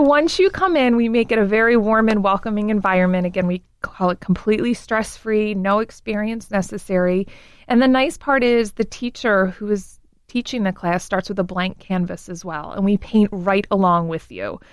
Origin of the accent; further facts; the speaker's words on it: Baltimore, Maryland, United States; growing up in Baltimore